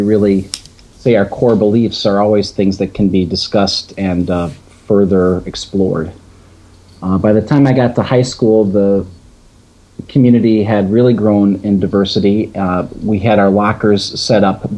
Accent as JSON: {"language": "English", "town": "Palatine", "region": "Illinois", "country": "United States", "tie": "born or raised there", "said": "I grew up outside of Chicago in a town called Palatine"}